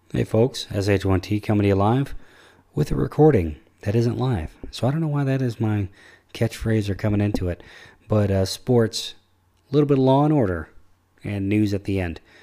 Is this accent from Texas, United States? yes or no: yes; Houston, Texas, United States; I'm from Houston